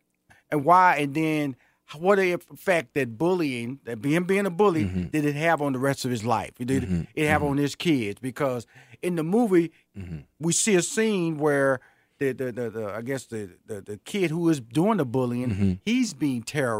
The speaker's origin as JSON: {"language": "English", "town": "Houston", "region": "Texas", "country": "United States", "tie": "born or raised there", "said": "In Houston, Fifth Ward."}